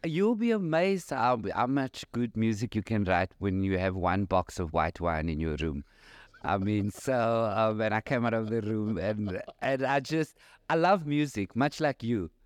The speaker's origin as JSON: {"language": "English", "town": "Cape Town", "region": "Western Cape", "country": "South Africa", "said": "I'm from Cape Town"}